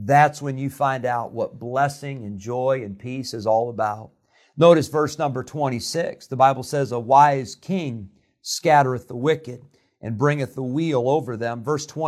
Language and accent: English; Rockford, Illinois, United States; moved away as an adult; also born or lived in Santa Clara, California / Geneseo, Illinois / California; When I was a year old, my family moved to Rockford, Illinois. So I grew up in Rockford